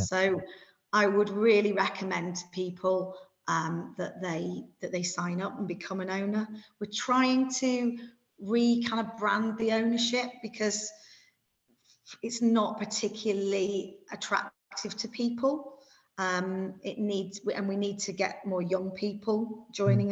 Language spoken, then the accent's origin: English; York, Yorkshire and the Humber, United Kingdom; now in Kent, United Kingdom; I'm a York City fan. You know, that's where I was born. And of course, I look at York City's results, it's my hometown. But I now live in Kent